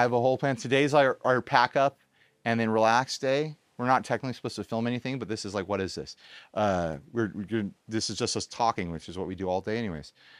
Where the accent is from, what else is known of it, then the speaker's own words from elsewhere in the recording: United States; Perfecto and I are technically the only Americans